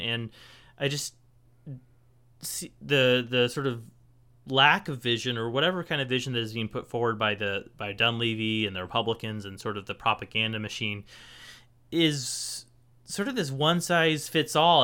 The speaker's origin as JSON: {"language": "English", "town": "Portland", "region": "Oregon", "country": "United States", "tie": "born or raised there", "also_born_or_lived": "Nebraska", "moved": "as an adult", "said": "I grew up in Portland"}